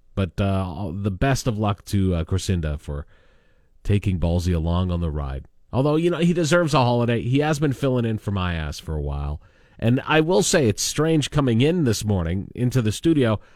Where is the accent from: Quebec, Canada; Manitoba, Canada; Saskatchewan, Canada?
Saskatchewan, Canada; Lanigan; now in Regina, Canada; my hometown of Lanigan, which is, you know, under fifty, fifteen hundred people